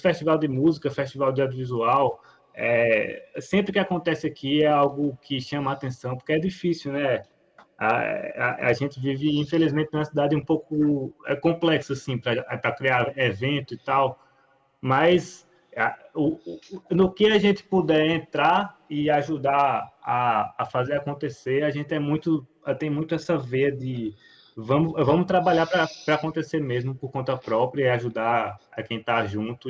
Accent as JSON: {"language": "Portuguese", "country": "Brazil", "said": "a gente é brasileiro"}